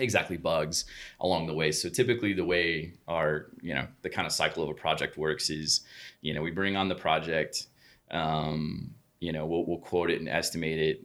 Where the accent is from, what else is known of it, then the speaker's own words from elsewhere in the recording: Oklahoma City, Oklahoma, United States; grew up in Oklahoma City